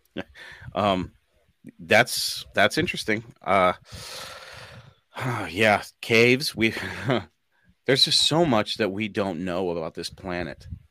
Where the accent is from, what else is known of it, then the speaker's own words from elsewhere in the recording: United States; as an American